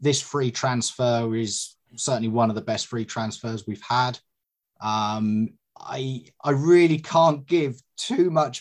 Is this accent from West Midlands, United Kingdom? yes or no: no; Suffolk, East of England, United Kingdom; also born or lived in Dorset; I was born in Dorset and lived in Suffolk for most of my life